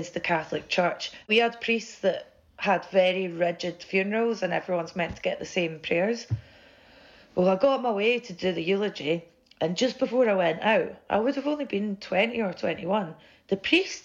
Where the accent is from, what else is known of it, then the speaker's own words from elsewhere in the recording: central belt of Scotland, United Kingdom; where I grew up in Scotland, the central belt where I'm from